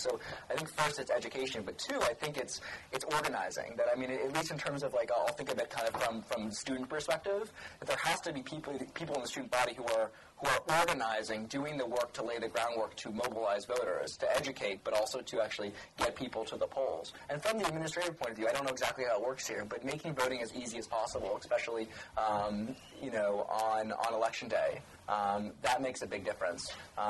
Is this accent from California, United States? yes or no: no; New York City, New York, United States; excuse me, I'm from New York City, so everything north of Westchester is upstate.